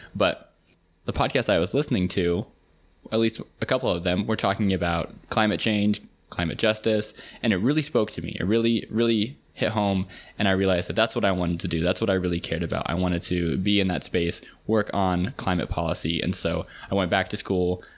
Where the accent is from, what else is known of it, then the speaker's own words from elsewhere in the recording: Seattle, Washington, United States; moved away as an adult; also born or lived in Virginia / Harlem, New York City; now in New York City, United States; I grew up in Seattle